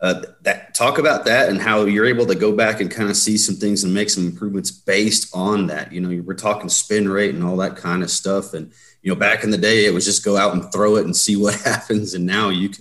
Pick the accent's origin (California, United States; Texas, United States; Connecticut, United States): Texas, United States; Amarillo; also born or lived in Fayetteville, North Carolina; And I'm from Amarillo. I'm up here in Amarillo right now